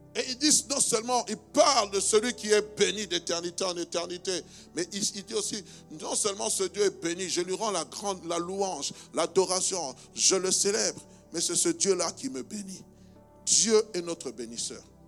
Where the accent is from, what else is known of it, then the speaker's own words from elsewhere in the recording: DR Congo; now in Belgium; je suis né en République démocratique du Congo